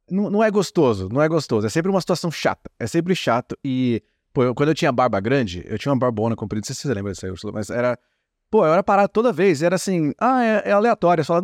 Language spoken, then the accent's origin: Portuguese; Brazil; moved away; passando quase uma década, ou mais de uma década aqui como brasileiro, né, no exterior